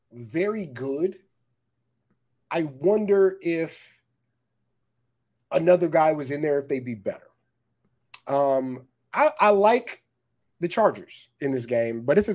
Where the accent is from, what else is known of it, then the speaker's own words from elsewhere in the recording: Upper Marlboro, Maryland, United States; Shout out to Greg. I'm from Upper Marlboro, baby, but I'm too old to be a Baltimore fan